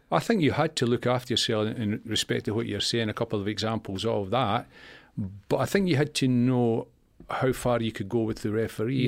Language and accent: English; Scotland, United Kingdom; moved away; also born or lived in Leeds; I came down from Leeds, uh, two Leeds from Scotland